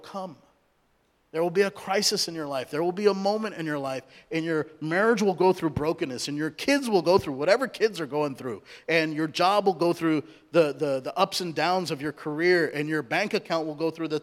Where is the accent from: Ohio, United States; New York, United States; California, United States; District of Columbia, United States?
California, United States; Southern; also born or lived in India; I was born in India. I was raised in Southern California